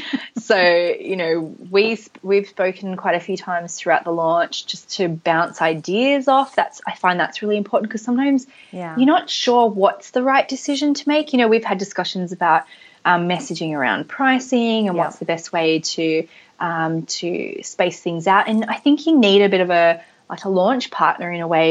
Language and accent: English; Australia; I am Australian